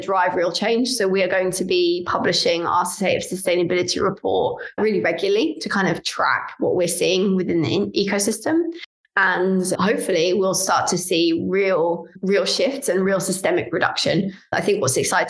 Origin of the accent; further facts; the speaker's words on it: London, United Kingdom; I'm from London, I'm a Londoner